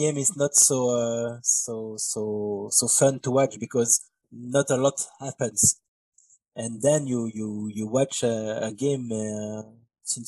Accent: Belgium; English is a second language; I'm from Belgium, in Europe.

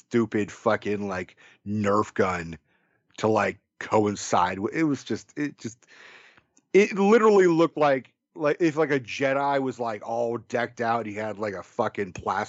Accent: Bay Area, California, United States; we're from the Bay Area. We're all liberals.

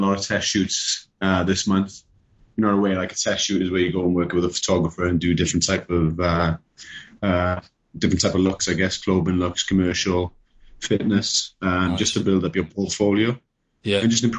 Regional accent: United Kingdom; accent: British; moved away as an adult; now in United States

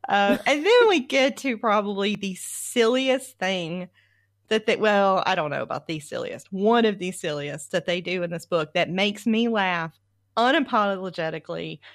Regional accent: the South, United States; I come from the South

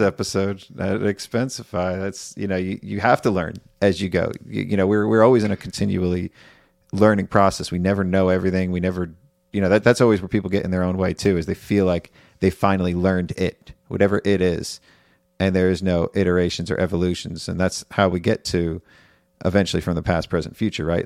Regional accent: New York, United States; moved away; I'm from New York

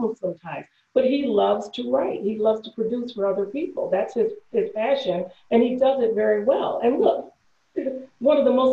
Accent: Detroit, Michigan, United States; I'm from Michigan

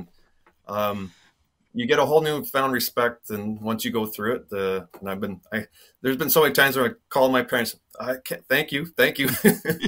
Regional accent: near Swift Current, Saskatchewan, Canada; growing up in Saskatchewan

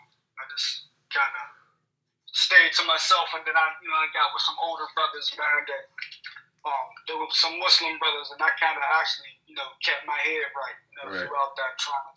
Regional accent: Pittsburgh, Pennsylvania, United States; Yeah, I'm Pittsburgh, PA.

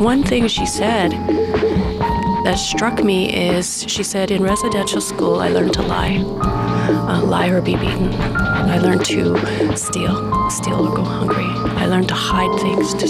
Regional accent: Cold Lake First Nations, Alberta, Canada; now in Edmonton, Canada; I'm Cree Métis from Cold Lake First Nations

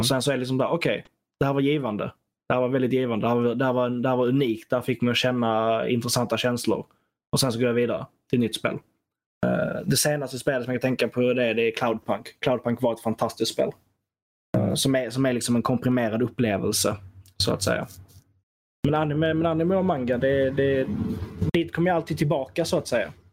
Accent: Sweden; som svensk

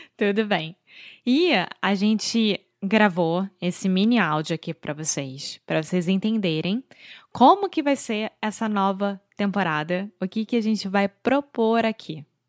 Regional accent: Rio de Janeiro, Brazil; now in Portugal; Eu sou brasileira, carioca do Rio de Janeiro

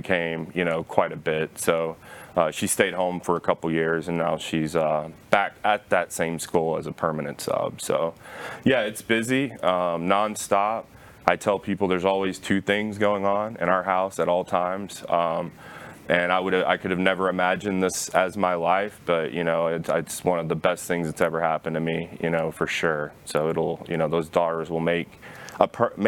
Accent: Flower Mound, Texas, United States; I grew up in Flower Mound, Texas

